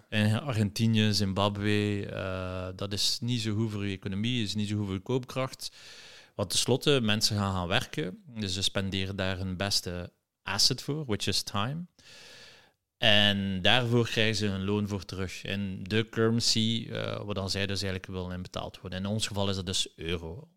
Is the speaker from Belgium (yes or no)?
yes; Ghent, Flanders, Belgium; een geboren en getogen Gentenaar.